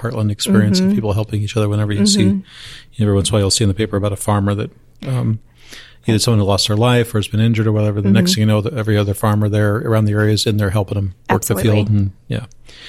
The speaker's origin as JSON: {"language": "English", "region": "Eastern Iowa", "country": "United States", "tie": "born or raised there", "said": "I grew up in Eastern Iowa"}